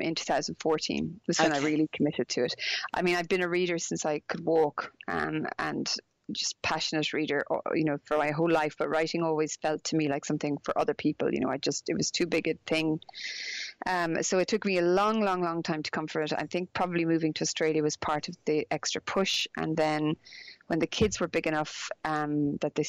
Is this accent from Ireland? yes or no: yes; Galway, Connacht, Ireland; also born or lived in Dublin; I'm Irish, because I grew up in Ireland